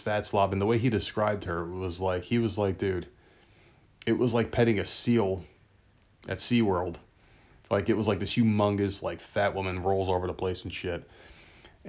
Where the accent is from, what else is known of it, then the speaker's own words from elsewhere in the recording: New Jersey, United States; I'm from New Jersey, from Jersey